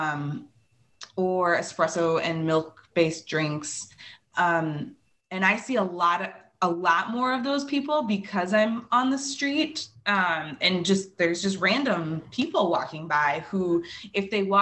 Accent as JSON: {"language": "English", "town": "Chicago", "region": "Illinois", "country": "United States", "moved": "yes", "lives_now": "Milwaukee, United States", "said": "I'm originally from Chicago"}